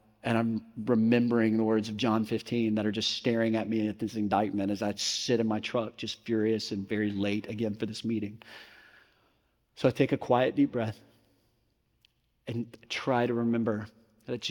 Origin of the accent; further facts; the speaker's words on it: Mississippi, United States; growing up in Mississippi